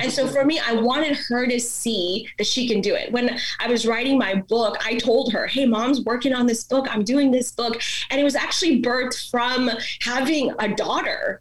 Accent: India; first language Malayalam; English is a second language; also born or lived in Dallas, Texas; now in United States; i was born in india so i grew up in the Indian culture.

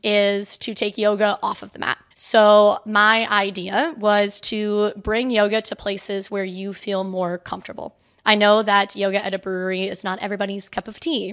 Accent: Spring Hill, Florida, United States; moved away as an adult; also born or lived in Saint Petersburg, Florida; now in Norfolk, United States; I am originally from Florida. Um, I was born in Spring Hill, Brooksville area

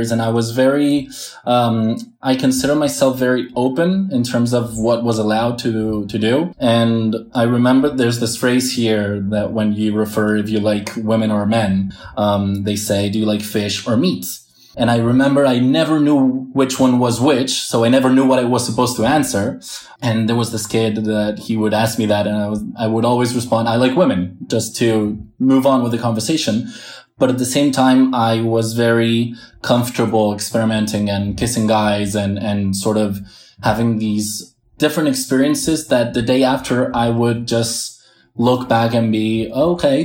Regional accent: Premià de Mar, Catalonia, Spain; also born or lived in Barcelona / United States; I was born in Barcelona, but grew up in this area for a while, and I lived in the States also

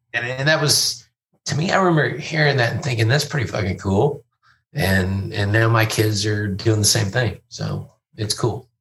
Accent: Fort Worth, Texas, United States; also born or lived in Louisville; I grew up in Fort Worth

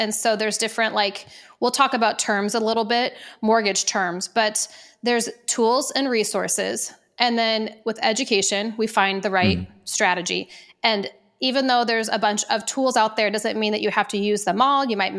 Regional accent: Omaha, Nebraska, United States; moved away; before I moved to Arizona, I was from Omaha, Nebraska.

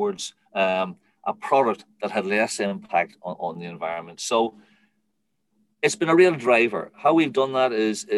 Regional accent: Ireland; being Irish

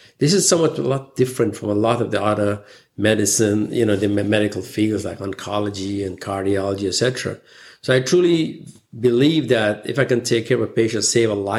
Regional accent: Guyana; moved away; I was born in the British colonial country, British Guyana at the time it was called. And I spent my formative years going through the education system there. Growing up in this tropical country

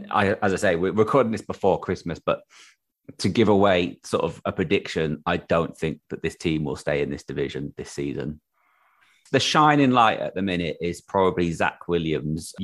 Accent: Crewe, North West England, United Kingdom; moved away; I'm from Crew originally.

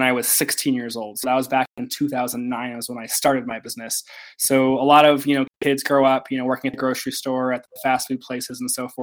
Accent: Simi Valley, California, United States; moved away as an adult; also born or lived in Utah; I was born and raised in Southern California in Ventura County, Simi Valley, and I moved to Utah for school

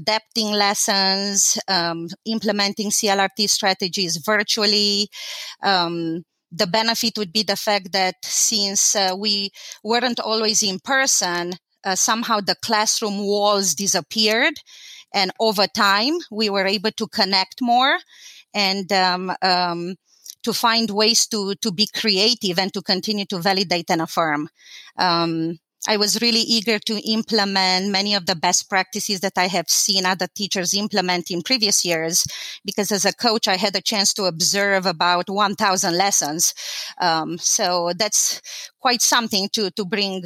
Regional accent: Timișoara, Timiș County, Romania; English is a second language; moved away as an adult; now in United States; So I was born in Timișoara. Timișoara is a city in Romania

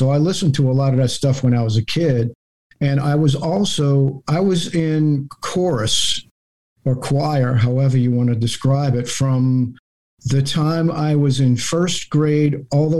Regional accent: New Orleans, Louisiana, United States; I lived in the city. I was 25 blocks from the river. I lived on St. Philip Street. And I was in between the Mississippi River and Bayou St. John.

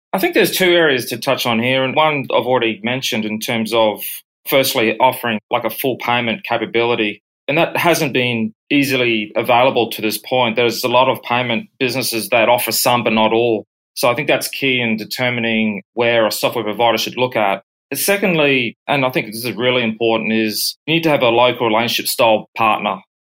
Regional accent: Brisbane, Queensland, Australia; moved away as an adult; also born or lived in United States / United Kingdom; I was born and bred in Brisbane, Australia, worked abroad in both the US and UK for over seven years and returning back to Brisbane.

